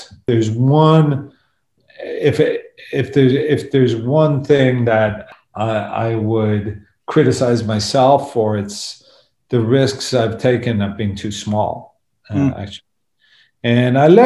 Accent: Dublin, Leinster, Ireland; I grew up in Dublin

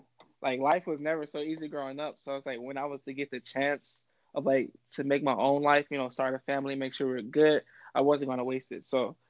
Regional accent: Milwaukee, Wisconsin, United States; now in Austin, United States; Born and raised in Milwaukee, Wisconsin.

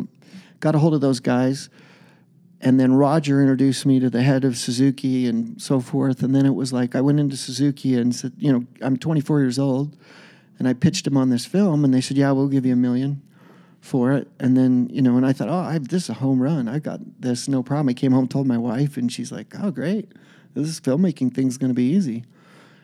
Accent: Utah, United States; I'm this kid from Utah

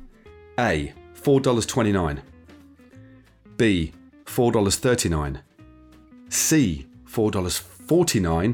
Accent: Derby, East Midlands, United Kingdom; my hometown of Derby, which is in Derbyshire, not far from Nottingham

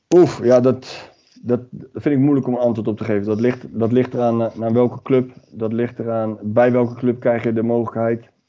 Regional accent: The Hague, South Holland, Netherlands; Ik kom uit Den Haag

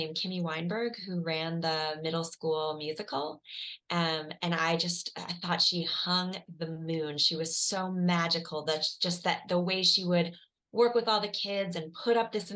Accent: Chicago, Illinois, United States; I grew up in Chicago, and I grew up in a house with a really funny dad

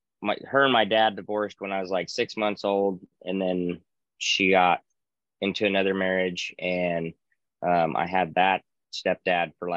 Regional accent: Reno, Nevada, United States; born and raised in Reno, Nevada.

